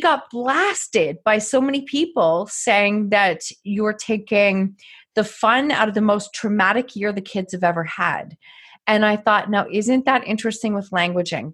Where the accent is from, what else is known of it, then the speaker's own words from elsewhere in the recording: Canada; Another Canadian.